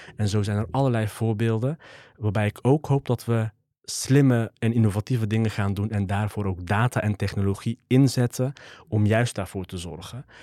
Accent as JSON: {"language": "Dutch", "town": "'s-Hertogenbosch", "region": "North Brabant", "country": "Netherlands", "tie": "born or raised there", "said": "geboren en getogen in Den Bosch"}